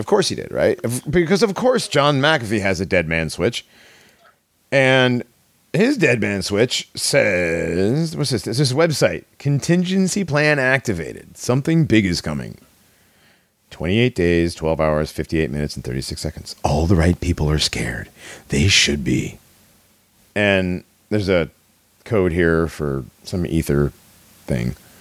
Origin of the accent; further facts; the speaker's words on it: Connecticut, United States; I grew up in Connecticut.